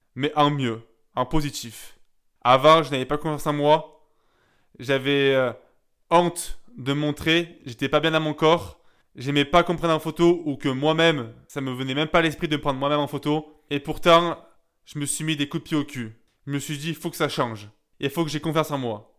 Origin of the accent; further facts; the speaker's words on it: Gap, Provence-Alpes-Côte d'Azur, France; à Gap, là où j'ai grandi